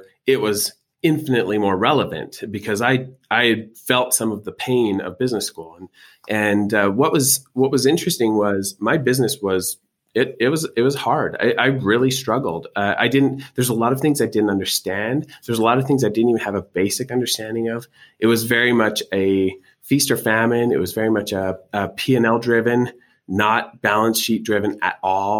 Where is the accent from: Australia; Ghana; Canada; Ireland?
Canada; accent: Canadian; moved away as an adult; now in Utah, United States; I'm Canadian by birth